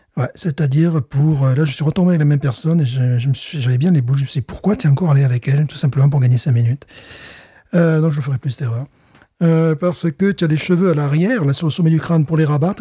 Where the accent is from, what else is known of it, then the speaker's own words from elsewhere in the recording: France; also born or lived in Louisiana; now in United States; je viens de France